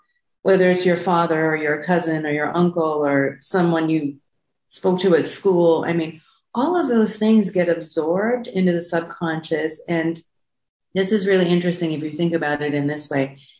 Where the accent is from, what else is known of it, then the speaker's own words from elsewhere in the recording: South Africa; born there; I was born in South Africa during apartheid.